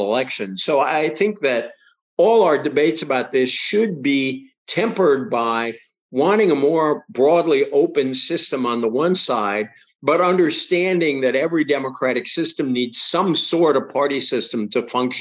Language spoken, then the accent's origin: English; Massachusetts, United States; the one I grew up with in Massachusetts